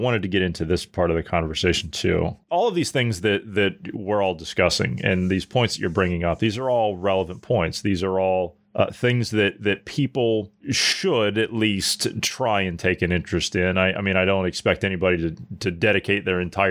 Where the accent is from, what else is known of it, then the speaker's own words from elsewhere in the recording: United States; moved away; I was back in the States and I saw the state of my my hometown